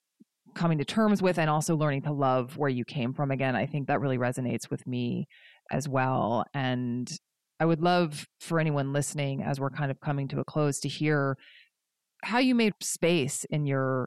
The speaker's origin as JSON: {"language": "English", "country": "United States", "tie": "born or raised there", "moved": "yes", "lives_now": "Pacific Northwest, United States", "said": "growing up on the East Coast and in the South, and then coming to the Pacific Northwest"}